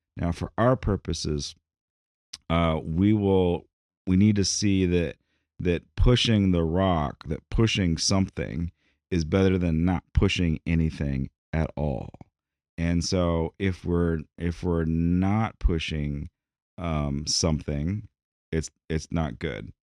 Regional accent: United States; American D N A, in our mantra, in, in who we are, our national identity

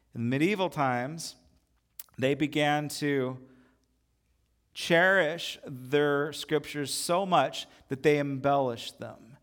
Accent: United States; as American Christians

